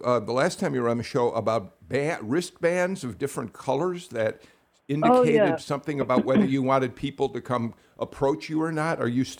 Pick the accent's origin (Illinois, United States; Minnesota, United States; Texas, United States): Illinois, United States; Chicago; now in Georgia, United States; I grew up in Chicago, a proud native Chicagoan, and I grew up in an era of great American newspapers.